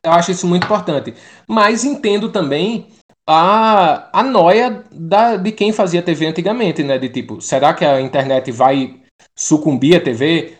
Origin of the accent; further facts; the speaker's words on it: Pernambuco, Brazil; accent: nordestino; Eu sou de Pernambuco